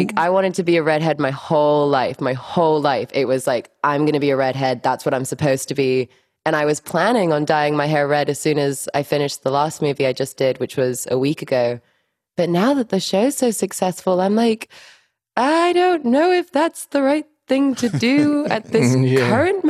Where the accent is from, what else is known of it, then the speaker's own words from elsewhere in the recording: Miami, Florida, United States; born there; English is a second language; So I was born in Miami.